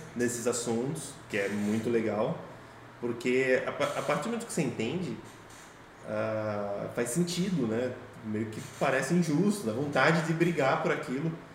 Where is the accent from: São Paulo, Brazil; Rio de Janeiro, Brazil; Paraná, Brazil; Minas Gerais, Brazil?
São Paulo, Brazil; Sorocaba; A gente está aqui em Sorocaba, vamos dizer, a gente cresceu aqui, vive aqui